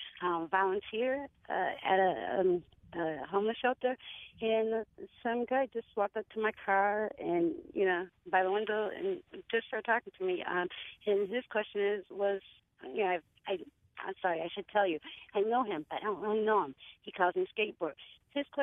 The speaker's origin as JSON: {"language": "English", "town": "Meriden", "region": "Connecticut", "country": "United States", "tie": "born or raised there", "said": "I grew up in Meriden"}